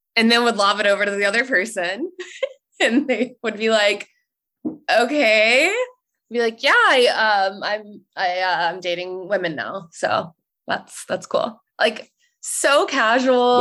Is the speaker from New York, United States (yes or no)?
no; North Carolina, United States; moved away as an adult; also born or lived in Italy; now in San Francisco, United States; I grew up in the South, in North Carolina.